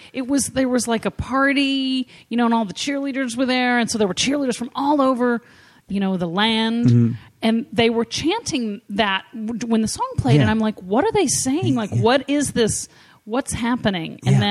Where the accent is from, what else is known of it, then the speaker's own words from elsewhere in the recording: Texas, United States; when I'm growing up in Texas.